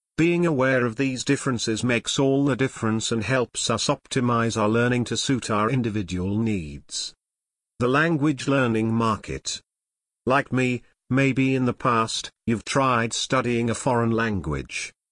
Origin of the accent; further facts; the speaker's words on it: United States; first language English; I was born and raised in the U S and I consider English to be my mother tongue